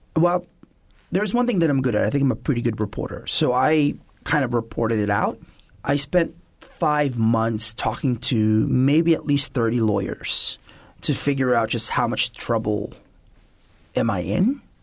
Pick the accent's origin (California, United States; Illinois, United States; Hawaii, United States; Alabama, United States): California, United States; also born or lived in Philippines; growing up in California